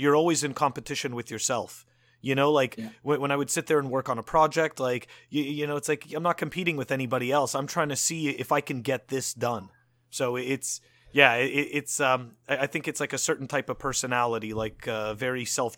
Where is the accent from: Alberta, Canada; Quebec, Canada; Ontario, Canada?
Quebec, Canada; Montreal; but I grew up in Montreal, so there was no surfing.